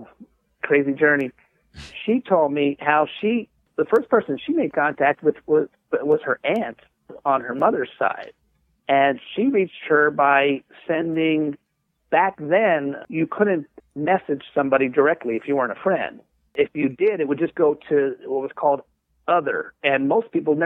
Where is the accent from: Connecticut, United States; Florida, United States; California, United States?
California, United States; Southern; I'm from Southern California.